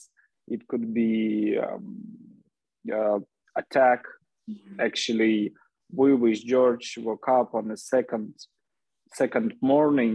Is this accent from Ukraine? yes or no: yes; Lviv, Lviv Oblast, Ukraine; also born or lived in Kyiv; I'm Ukrainian, and I'm from Lviv. I mean, I was born in Lviv, and then in my 20s, I moved to Kyiv, the capital of Ukraine. But now I'm back to Lviv also as a refugee, but I'm at least at my hometown.